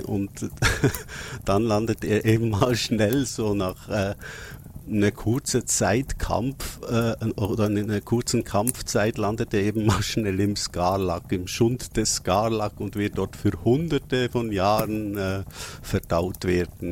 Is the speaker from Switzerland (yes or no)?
yes; Switzerland; als Schweizer muss ich das ja schon fragen